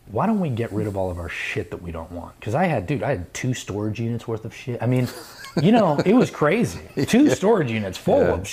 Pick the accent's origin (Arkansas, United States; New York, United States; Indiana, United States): New York, United States; I'm a New Yorker. I'm not letting go of my fucking apartment.